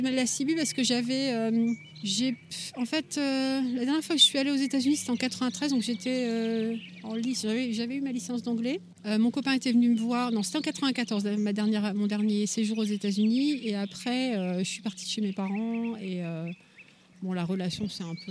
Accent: Lille, Hauts-de-France, France; moved away as an adult; now in Adirondacks, United States; Je suis originaire du nord de la France, de Lille, et ça fait 5 ans que j'habite dans les Adirondacks.

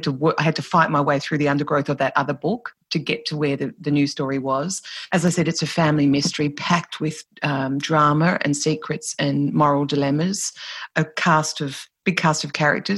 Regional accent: Ireland; And who are we as Irish people? And what does being Irish mean? It's a constant, constant conversation in Ireland.

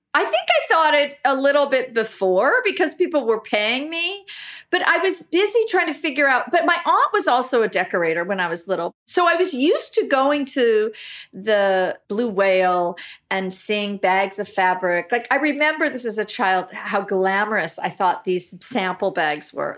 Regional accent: Los Angeles, California, United States; I grew up in Brentwood before it, it's pretty Hollywood now

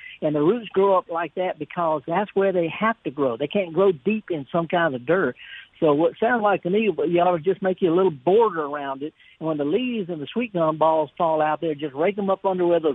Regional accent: Mississippi, United States; we're both from Mississippi

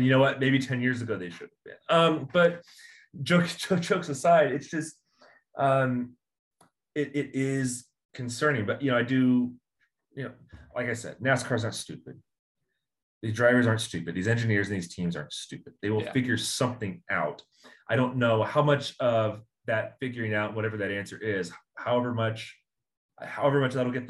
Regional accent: Indianapolis, Indiana, United States; I'm from Indianapolis

